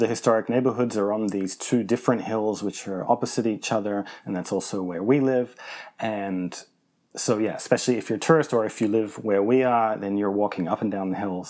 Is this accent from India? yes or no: no; Australia; also born or lived in Geneva, Switzerland; now in Lisbon, Portugal; I'm Australian, Wendy is American, and we lived in Switzerland, in the city of Geneva, for 6 years. But we recently moved, and now our new hometown is the city of Lisbon, which is the capital of Portugal.